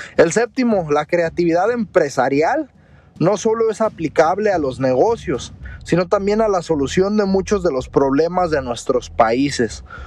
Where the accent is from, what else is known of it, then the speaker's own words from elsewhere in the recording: Mexico; uno como mexicano